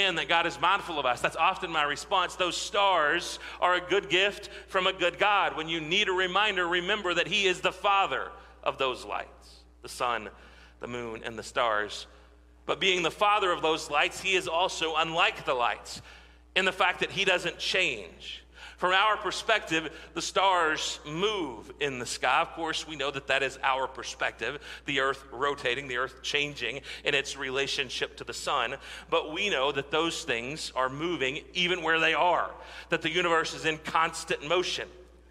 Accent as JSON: {"language": "English", "region": "West Texas", "country": "United States", "tie": "born or raised there", "said": "growing up in West Texas, where it could often be dry and the farmers depended on the rain"}